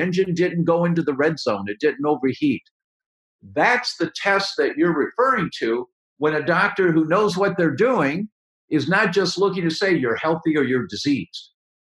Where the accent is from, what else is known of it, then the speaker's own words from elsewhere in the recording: Detroit, Michigan, United States; moved away; also born or lived in Chicago; I'm from Detroit originally